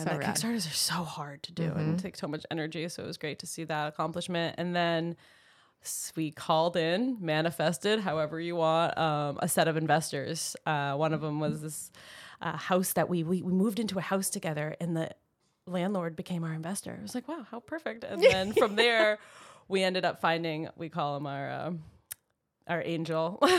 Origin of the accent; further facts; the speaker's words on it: Maine, United States; moved away as an adult; So I moved to California fresh out of college. I knew I was from Maine and had to de-thaw from, you know, all the coldness of 22 years.